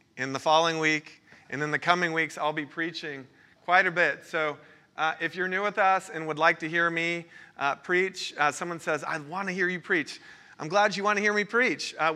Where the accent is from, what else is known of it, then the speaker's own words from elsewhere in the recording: Florida, United States; moved away; I'm originally from Florida